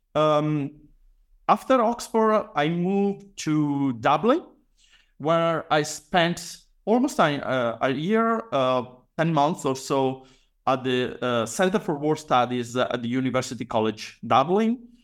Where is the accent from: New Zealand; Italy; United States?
Italy; Padua, Veneto; I was born and raised uh, in Padua, actually in the outskirts uh, of the city